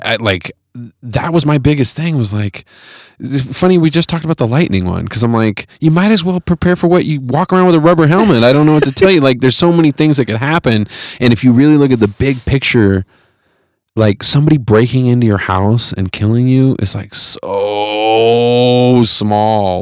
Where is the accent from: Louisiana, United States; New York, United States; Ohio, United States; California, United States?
California, United States; Fresno; moved away; I grew up in Fresno